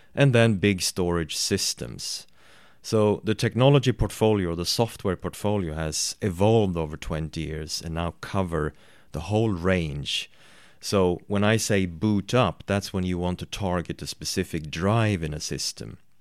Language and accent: English; Sweden; I am from Sweden